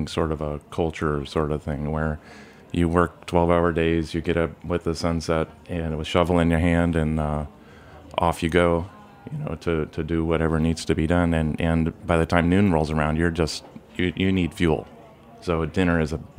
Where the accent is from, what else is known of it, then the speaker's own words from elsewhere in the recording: Nebraska, United States; I grew up in Nebraska also